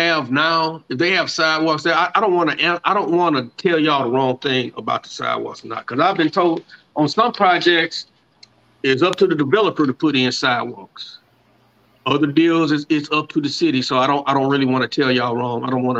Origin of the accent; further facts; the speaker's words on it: Beaumont, Texas, United States; Since I grew up in the Pearl Orchard.